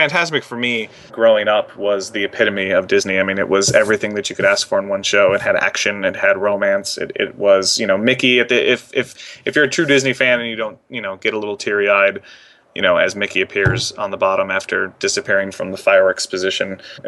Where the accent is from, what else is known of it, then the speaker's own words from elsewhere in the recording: London, United Kingdom; So it's always funny to watch them tell a girl from London that her accent is mediocre at best.